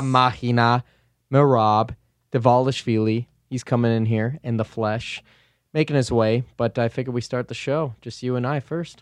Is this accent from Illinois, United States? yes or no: yes; Chicago, Illinois, United States; I grew up on the North Side